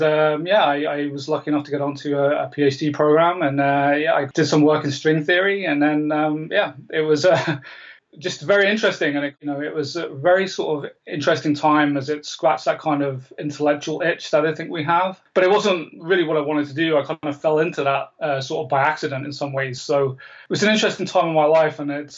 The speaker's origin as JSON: {"language": "English", "country": "Canada", "said": "I'm Canadian. I mean, I don't sound it, but I am Canadian."}